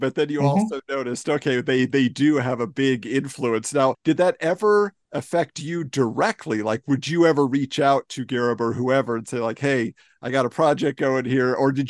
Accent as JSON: {"language": "English", "area": "Orange County", "region": "Southern California", "country": "United States", "tie": "born or raised there", "said": "I grew up in Southern California too. I'm an Orange County kid."}